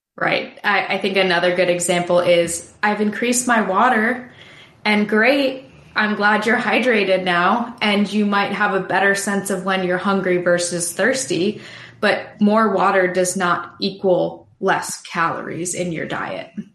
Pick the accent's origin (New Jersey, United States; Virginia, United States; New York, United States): New York, United States; now in Wilmington, United States; I am originally from New York